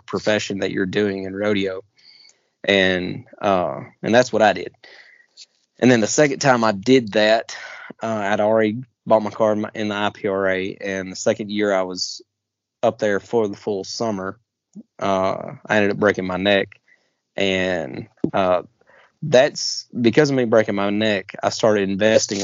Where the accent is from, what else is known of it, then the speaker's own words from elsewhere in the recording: Southeast, United States; growing up in the Southeast and not being in a rodeo family